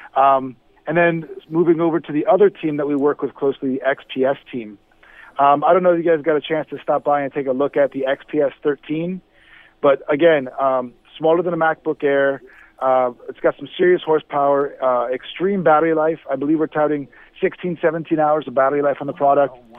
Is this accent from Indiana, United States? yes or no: no; Miami, Florida, United States; I'm from Miami